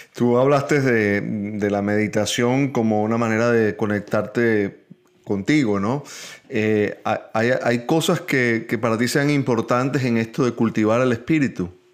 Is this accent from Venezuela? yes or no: yes; Venezuela; moved away; Los tres somos venezolanos viviendo fuera de nuestro país